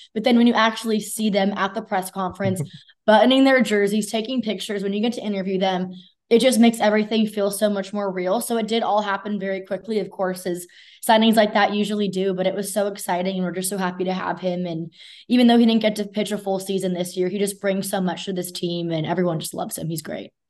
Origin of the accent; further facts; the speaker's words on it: Southern California, United States; now in Texas, United States; I'm from Southern California